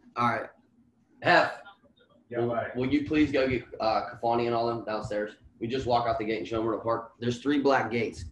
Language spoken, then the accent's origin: English; Washington, Pennsylvania, United States; now in Pittsburgh, United States; I'm from Washington, PA, Eighth Ward. Grew up there till maybe like mid 20s and then I moved to Pittsburgh, and here we sit